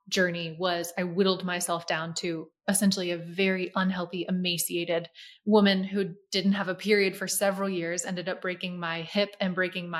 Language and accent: English; Lancaster, Pennsylvania, United States; moved away as an adult; now in Florida, United States; my hometown, Lancaster, Pennsylvania